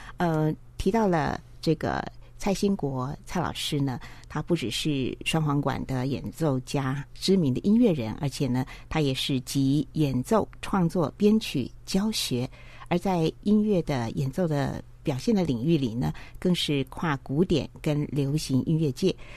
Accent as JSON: {"language": "Chinese", "region": "Taipei", "country": "Taiwan", "said": "我们台北人"}